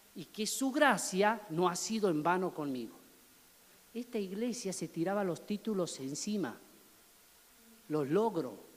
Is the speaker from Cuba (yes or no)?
no; Argentina